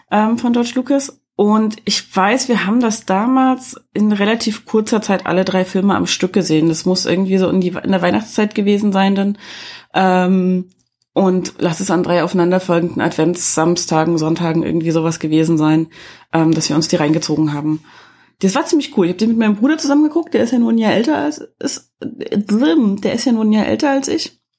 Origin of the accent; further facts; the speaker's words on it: East Germany, Germany; Und nun komme ich ja aus dem Teil Deutschlands, der früher mal die DDR gewesen ist und wir hatten ja nicht so viel, nichts quasi.